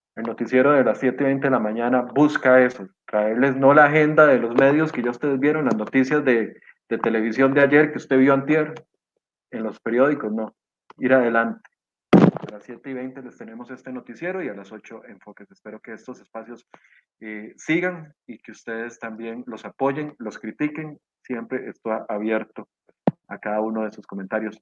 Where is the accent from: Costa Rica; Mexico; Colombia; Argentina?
Costa Rica; como costarricense